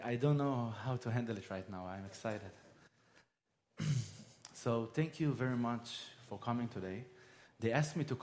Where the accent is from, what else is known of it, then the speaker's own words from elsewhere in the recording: Israel; I'm from Israel.